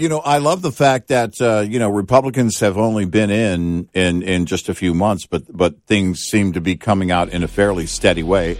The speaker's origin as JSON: {"language": "English", "region": "the South", "country": "United States", "tie": "born or raised there", "said": "growing up in the South, it had a feel like a hot summer day."}